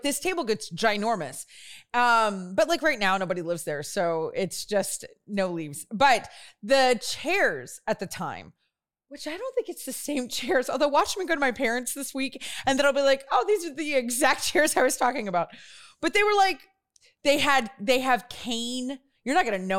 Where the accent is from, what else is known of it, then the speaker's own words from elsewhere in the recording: Louisiana, United States; growing up in Louisiana